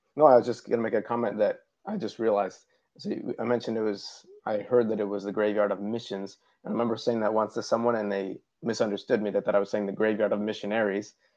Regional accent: Ohio, United States; moved away as an adult; now in Uruguay; I'm originally from Ohio.

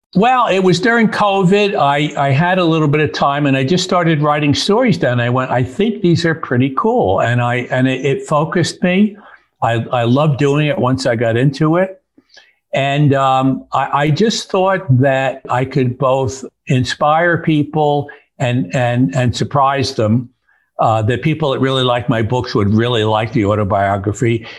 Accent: Newburgh, New York, United States; moved away; my hometown, Newburgh, New York

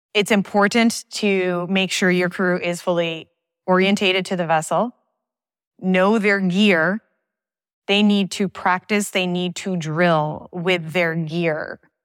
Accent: Thousand Islands, Saint Lawrence Seaway, New York, United States; I grew up on the Canadian border of the Great Lakes and the Saint Lawrence Seaway

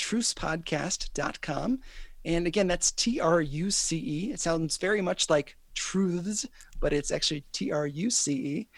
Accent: United States; I love being an American

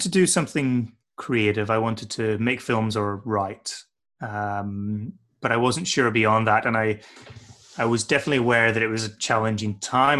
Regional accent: north coast of Northern Ireland, United Kingdom; moved away as an adult; also born or lived in Aberdeen, Scotland / Canterbury, England; I spent the rest of my formative childhood years on the north coast of Ireland

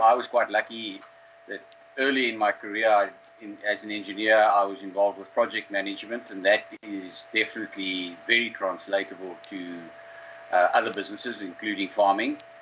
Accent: Karoo, South Africa; I grew up in the Karoo, um, close to where, where I'm living now.

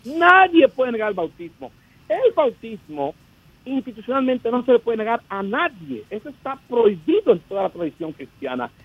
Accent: Dominican Republic; now in United States; yo llegué aquí, claro, fuera de Dominicana

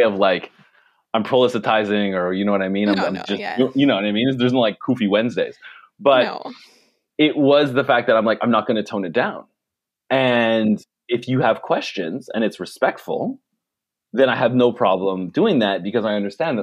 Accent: Ottawa, Ontario, Canada; moved away as an adult; also born or lived in Victoria; now in Vancouver, Canada; I'm from Ottawa

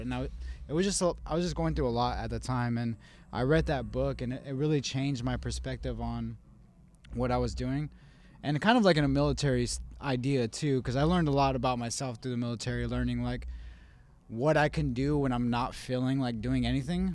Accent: Las Cruces, New Mexico, United States; also born or lived in Albuquerque; I was born in Las Cruces

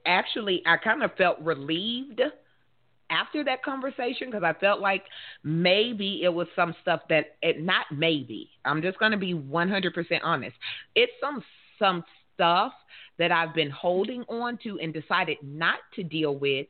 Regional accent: the South, United States; I'm in the South. I'm from the South

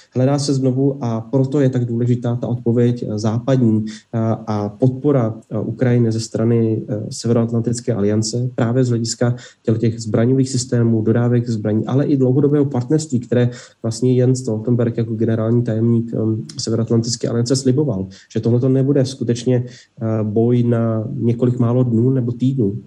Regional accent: Czechia; já jako Čech

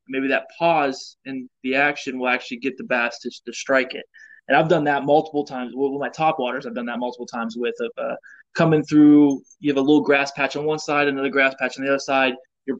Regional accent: Indiana, United States; Especially me, I'm coming from Indiana, and like, this is the first time I've been around alligators as well.

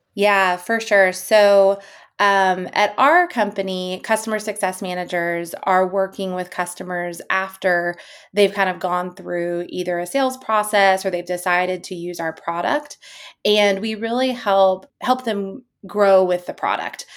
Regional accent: East Coast, United States; now in San Francisco, United States; I'm from the East Coast. I currently live in San Francisco

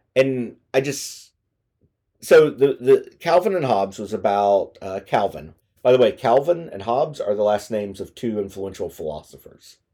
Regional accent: United States; as an American

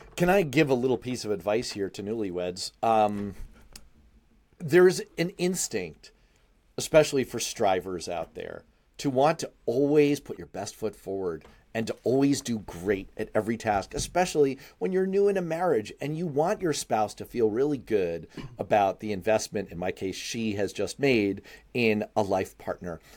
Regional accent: New York City, New York, United States; I grew up in Manhattan. I rode the frickin' subway every day to school

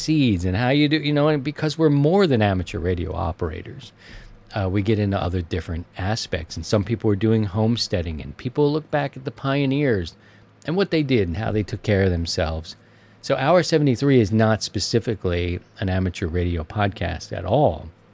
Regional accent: Maryland, United States; moved away; my home state of Maryland

